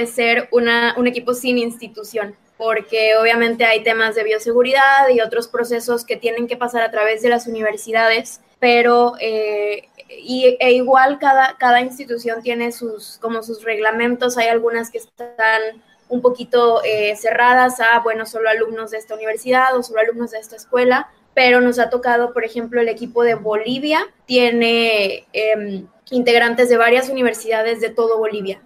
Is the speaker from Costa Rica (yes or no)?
no; Monterrey, Nuevo León, Mexico; yo también soy de Monterrey, de, de México